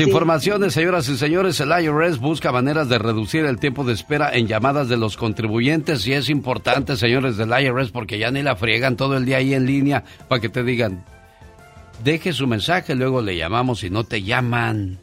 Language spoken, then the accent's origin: Spanish; Mexicali, Baja California, Mexico; moved away; Un día salí de Mexicali, pero Mexicali nunca salió de mí.